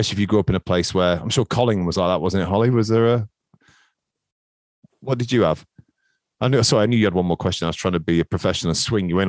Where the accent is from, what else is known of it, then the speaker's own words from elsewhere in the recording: Skegness, East Midlands, United Kingdom; I grew up in Skegness, where people tend to follow where the family's from. So my dad's from Stenton